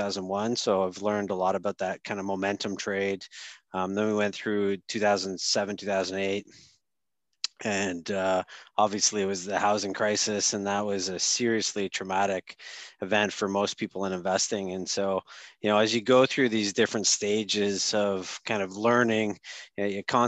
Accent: Sudbury, Ontario, Canada; moved away; I grew up in Sudbury

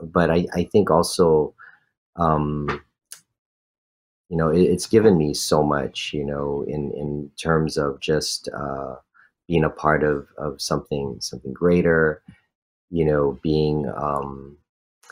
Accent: Honolulu, Hawaii, United States; growing up in this community

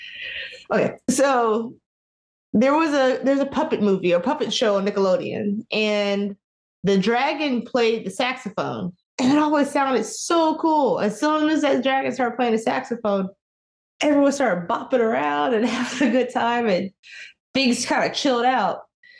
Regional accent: Marietta, Georgia, United States; also born or lived in Oklahoma City, United States; I was born in Oklahoma, city, Oklahoma, the city part of Oklahoma. And we moved around a lot. So I claim Marietta, Georgia. So North Atlanta, that's where I spent a lot of my adolescence and grew up.

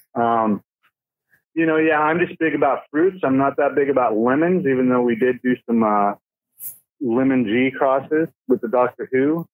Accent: Colorado, United States; also born or lived in Oregon; now in California, United States; I'm actually from Colorado. I was born in Colorado.

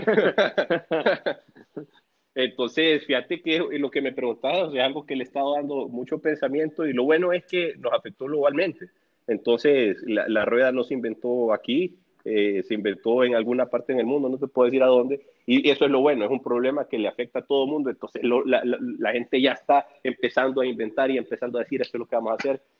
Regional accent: El Salvador; moved away as an adult; now in Honduras; yo soy del Salvador

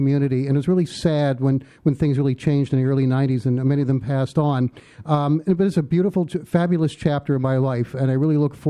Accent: Pittsburgh, Pennsylvania, United States; moved away as an adult; now in New York City, United States; originally I grew up in Pittsburgh

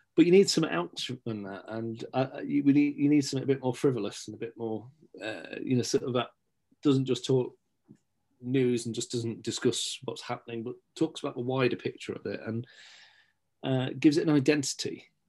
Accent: Stapleford, East Midlands, United Kingdom; also born or lived in Scotland; now in Beeston, United Kingdom; I was born in Scotland, but grew up in Stapleford.

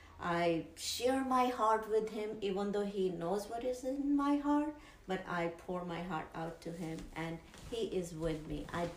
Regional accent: India

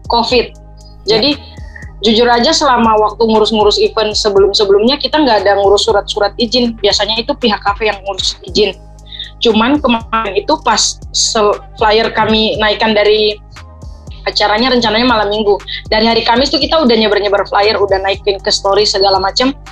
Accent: Papua, Indonesia; karena saya berasal kan dari Papua, jadi dan Melanesian ini kan kumpulan kalau yang Melanesian Hip Hop ini kan kumpulan anak-anak dari Papua, Maluku, NTT, dimana kita tuh dari ras yang sama kayak gitu.

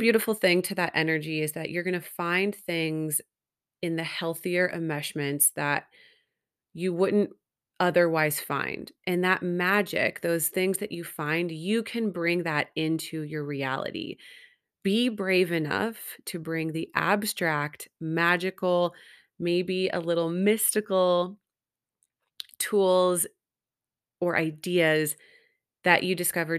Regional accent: Greensburg, Pennsylvania, United States; now in California, United States; my hometown of Greensburg, Pennsylvania

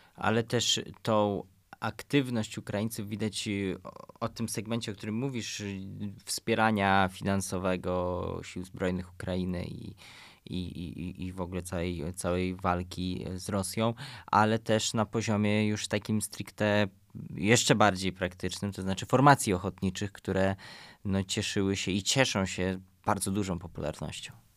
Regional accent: Poland; jesteśmy z Polski

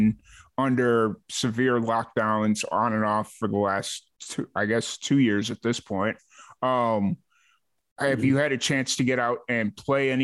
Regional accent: United States; as an American

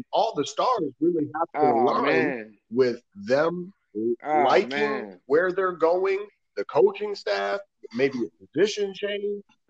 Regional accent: Toledo, Ohio, United States; I'm from Toledo, Ohio. So yep. we all related a little bit, just I'm just on the other side of the lake.

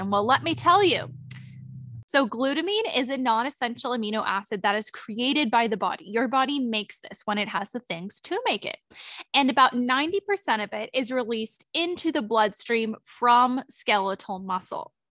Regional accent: Sonoma, California, United States; Dilip and I have actually been out of town in Sonoma. Um, we were visiting um, my hometown and now we're back

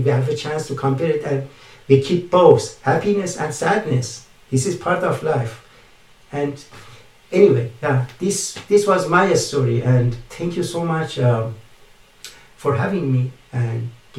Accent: Canada; English is a second language; being Canadian. Canadian, it means multicultural country.

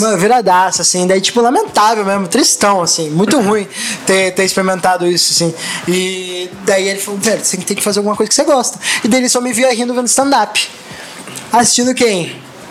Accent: Guaporé, Rio Grande do Sul, Brazil; moved away; also born or lived in Canoas / Florianópolis; eu nasci em Guaporé

